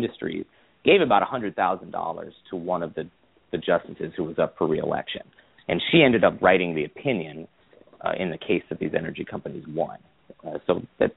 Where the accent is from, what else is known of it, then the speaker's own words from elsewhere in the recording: Midwest, United States; I'm from the Midwest